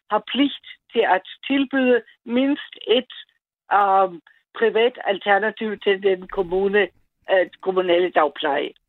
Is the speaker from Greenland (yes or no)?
no; Austria; now in Ballerup, Denmark; det er jeg født i Østrig.